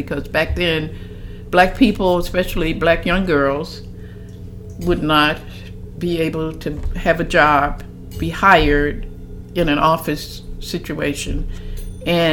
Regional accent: Chevy Chase, Maryland, United States; we lived in Chevy Chase, Maryland. I grew up in Chevy Chase

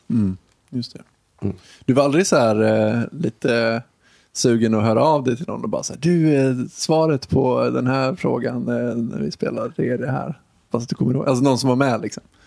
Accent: Dalarna County, Sweden; jag är ju från Dalarna.

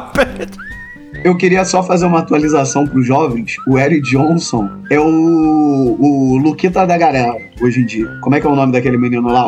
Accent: Rio de Janeiro, Brazil; accent: carioca; se eu me mudasse, tipo, hoje para São Paulo, eu ia continuar sendo carioca

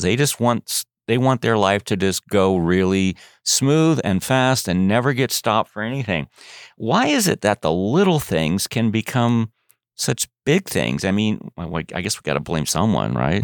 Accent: Chicago, Illinois, United States; now in Canyon, United States; my native Chicago

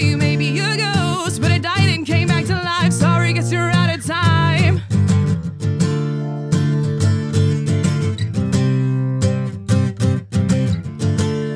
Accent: Greenwood, Indiana, United States; I'm from Greenwood, far away land called Greenwood

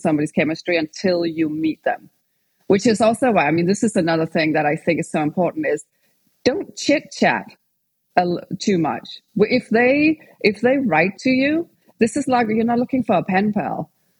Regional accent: Denmark; English is a second language; moved away as an adult; also born or lived in England; now in United States; So I'm from Denmark. And when I was 20, I moved to England and I lived and studied over there for like 6 years before I moved over to California.

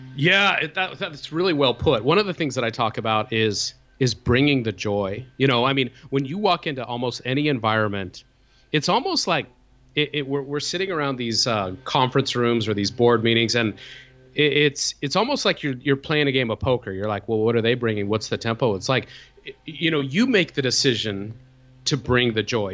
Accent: Salt Lake City, Utah, United States; I grew up in, in Salt Lake City, Utah

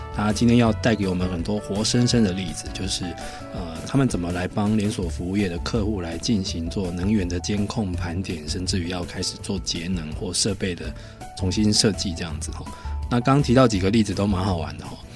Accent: Taiwan; 我们台湾人

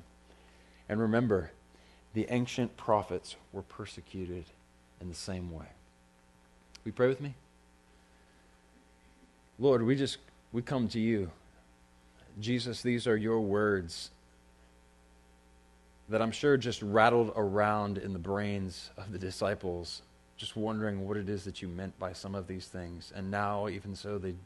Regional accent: United States; I'm an American

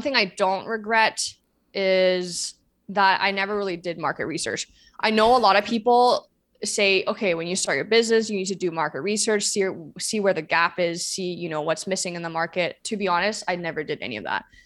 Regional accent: China; moved away; I grew up in China

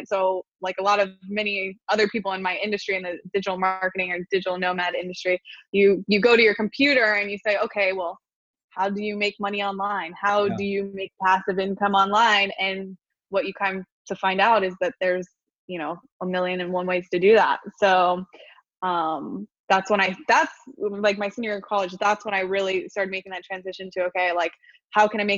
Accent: Wilmington, Delaware, United States; moved away; also born or lived in Port St. Lucie, Florida; I was born in Wilmington, Delaware

